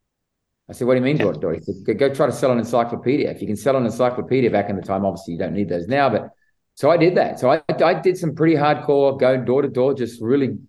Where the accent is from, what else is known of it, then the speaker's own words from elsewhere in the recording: Sydney, New South Wales, Australia; moved away as an adult; now in United States; I actually grew up in the western suburbs of Sydney